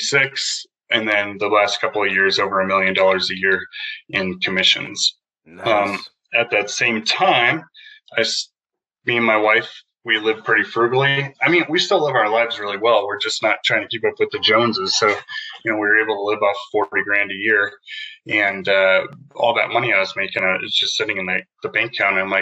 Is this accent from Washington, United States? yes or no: no; Prescott, Arizona, United States; also born or lived in Taiwan; I grew up in Prescott, Arizona, went to school here